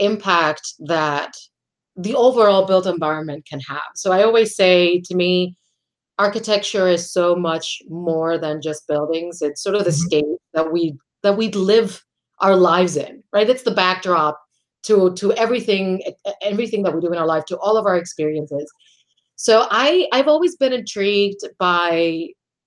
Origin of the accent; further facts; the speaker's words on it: Puerto Rico; moved away as an adult; also born or lived in Washington, D.C.; I'm originally from Puerto Rico. I'm born and raised there.